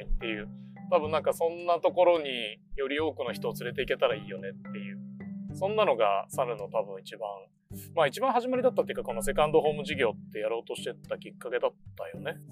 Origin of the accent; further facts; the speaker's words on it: Sapporo, Hokkaido, Japan; 北海道で生まれて自然の自然に育ててもらったって思ってるから